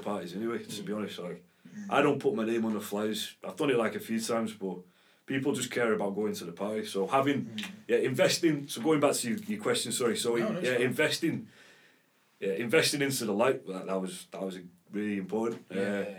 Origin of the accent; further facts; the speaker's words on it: Warrington, North West England, United Kingdom; also born or lived in Liverpool / Amsterdam; being from Warrington